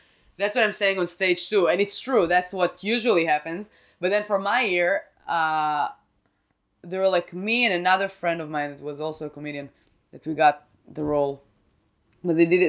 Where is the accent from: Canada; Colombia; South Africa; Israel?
Israel; English is a second language; moved away; I'm from Israel.